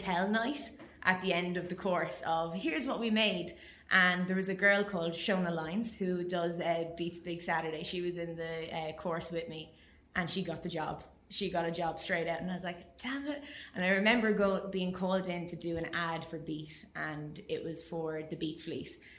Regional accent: Waterford, Munster, Ireland; also born or lived in Spain; I could only go to Waterford because I'm from Waterford

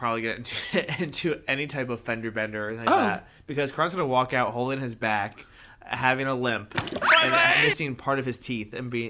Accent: New Jersey, United States; We're from Jersey.

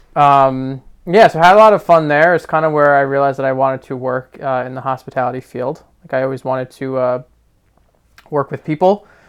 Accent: Verona, New Jersey, United States; moved away as an adult; also born or lived in Queens, New York; now in Long Island, New York, United States; I grew up in a very small town in New Jersey called Verona

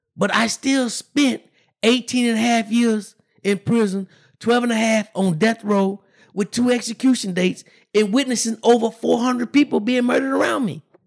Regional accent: Brenham, Texas, United States; I grew up in, uh, in a small town, Brenham, Texas

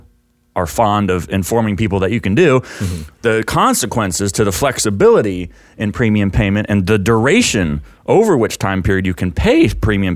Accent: Texas, United States; also born or lived in California; I'm from Texas

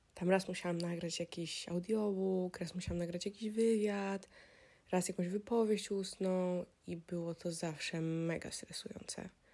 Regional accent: Warsaw, Masovian Voivodeship, Poland; moved away as an adult; ja jestem oczywiście z Polski, jestem z Warszawy

